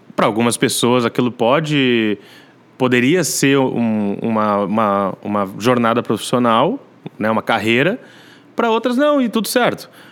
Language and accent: Portuguese; Novo Hamburgo, Rio Grande do Sul, Brazil; moved away as an adult; also born or lived in Rio de Janeiro; now in São Paulo, Brazil; Nasci, é. Fui parido lá. E aí fui criado aqui no Sul.